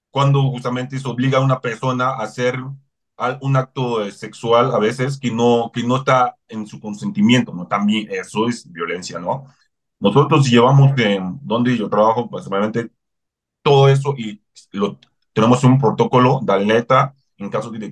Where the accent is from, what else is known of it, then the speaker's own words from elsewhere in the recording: Mexico; Yo como mexicano, ¿qué puedo hacer para que las cosas cambien?